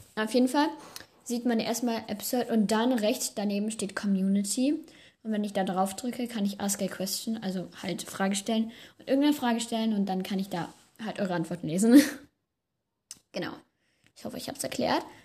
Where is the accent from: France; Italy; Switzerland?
France; moved away; Also ich komme aus Frankreich